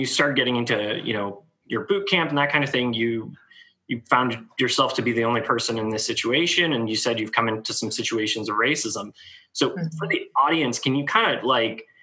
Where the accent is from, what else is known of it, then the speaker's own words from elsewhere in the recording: San Francisco, California, United States; I grew up in the Bay Area in San Francisco